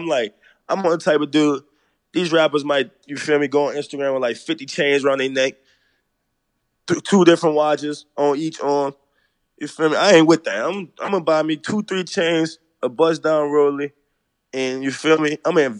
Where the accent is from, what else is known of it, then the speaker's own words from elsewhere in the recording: New Orleans, Louisiana, United States; I'm from the Sixth Ward.